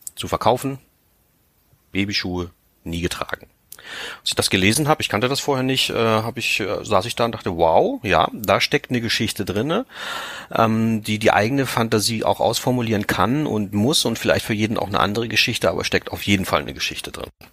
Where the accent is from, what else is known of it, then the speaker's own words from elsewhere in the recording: Liebenau, Lower Saxony, Germany; genauso bin ich auch aufgewachsen hier im Herzen Niedersachsens